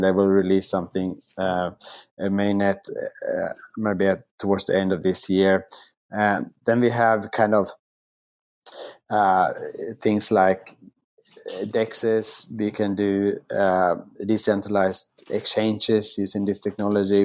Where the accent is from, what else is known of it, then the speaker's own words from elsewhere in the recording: Sweden; moved away as an adult; also born or lived in Asia / New York / Singapore; now in Melbourne, Australia; in my home country of Sweden